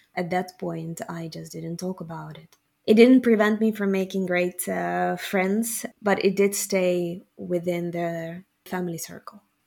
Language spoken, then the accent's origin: English; Kyiv, Ukraine; moved away as an adult; also born or lived in Rotterdam, Netherlands; now in Gouda, Netherlands; Ukrainian, born and raised in Kiev, and for the past 10 years I live in the Netherlands